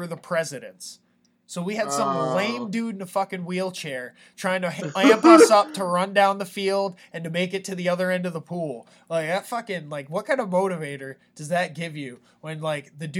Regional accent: Hyde Park, New York, United States; moved away as an adult; also born or lived in Poughkeepsie, New York; my hometown of High Park is the hometown of FDR

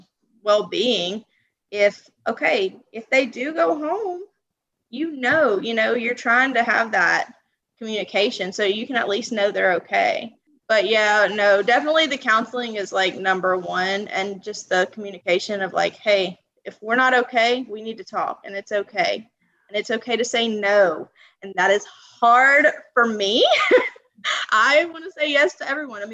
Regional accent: Louisiana, United States; I'm from Louisiana. Don't think there's too many of us down here

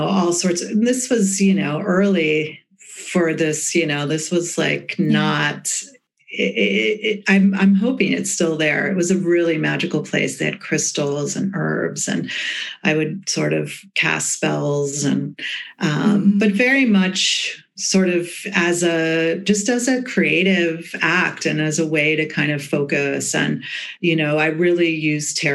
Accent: the Berkshires, Western Massachusetts, United States; born or raised there; also born or lived in Boston

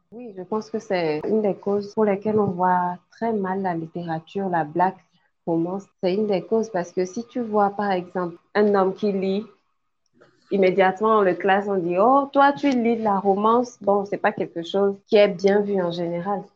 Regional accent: Togo; Je suis togolaise d'origine, je vis au Togo aussi

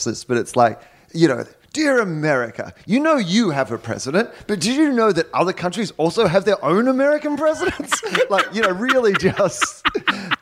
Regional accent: Australia; now in Los Angeles, United States; I'm from Australia. Maybe I should stop and tell them I'm from Australia.

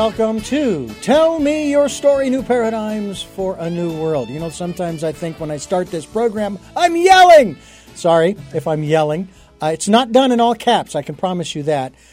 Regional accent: Phoenix, Arizona, United States; moved away; local folks back in Phoenix, which is where I'm, my hometown

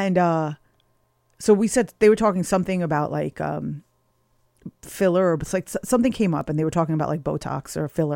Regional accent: United States; I'm American

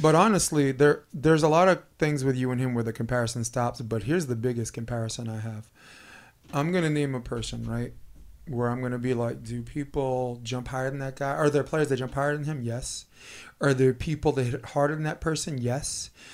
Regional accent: New York, United States; moved away; I'm from New York.

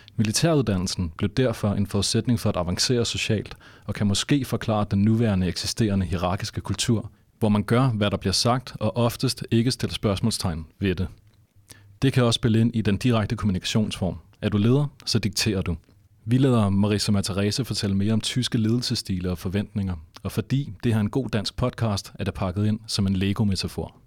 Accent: Denmark

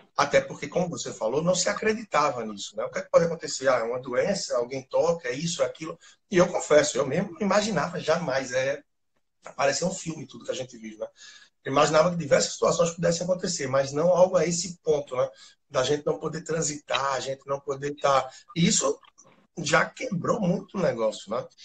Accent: Recife, Pernambuco, Brazil; sou de Recife, formado em administração

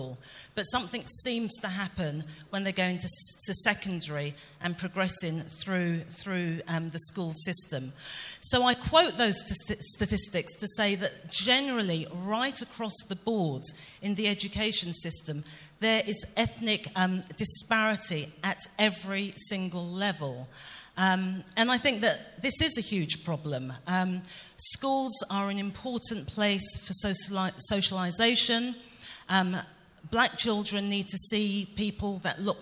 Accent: London, United Kingdom; also born or lived in Cardiff; I was born in the UK. I grew up in the East End of London to Caribbean parents

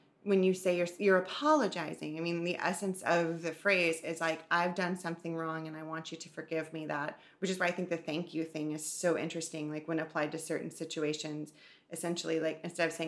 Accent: the South, United States; growing up in the South

